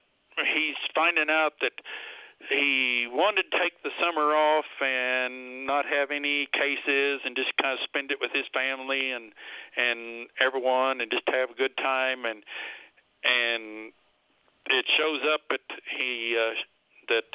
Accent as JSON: {"language": "English", "town": "Cassville", "region": "Missouri", "country": "United States", "tie": "born or raised there", "said": "my hometown of Cassville"}